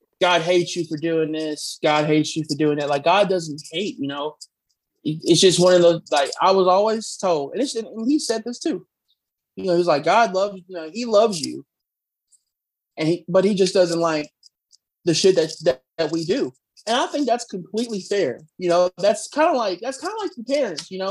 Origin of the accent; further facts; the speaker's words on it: the South, United States; moved away; I grew up in, you know, growing up in the South